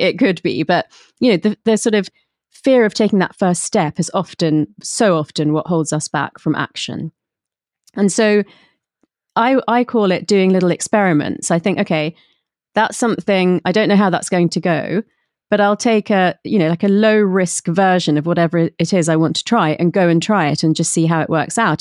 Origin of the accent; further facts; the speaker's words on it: London, United Kingdom; I was brought up in London, but by, um, my parents who had emigrated from India.